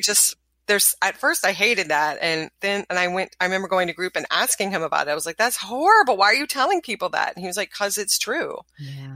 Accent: the South, United States; I'm from the South.

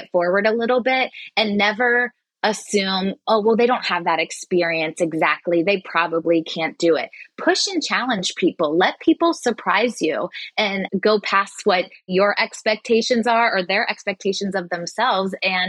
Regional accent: Cincinnati, Ohio, United States; also born or lived in Columbus, Ohio; And I'm originally from Cincinnati, Ohio. I knew I didn't want to go too far from home

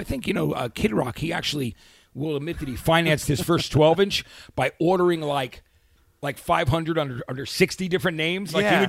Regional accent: New Jersey, United States; moved away as an adult; also born or lived in New York City; now in Los Angeles, United States; I worked in that city for 20-something years. I grew up in Jersey, but I couldn't wait to get to Los Angeles.

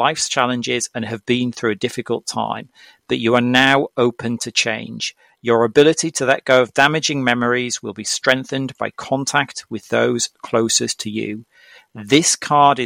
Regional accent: Norwich, East of England, United Kingdom; my hometown city, which is Norwich in the UK

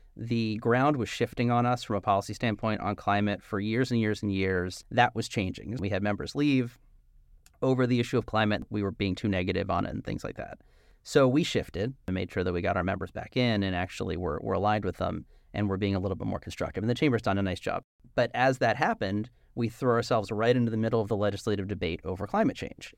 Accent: New Jersey, United States; also born or lived in Philadelphia; I'm from South Jersey

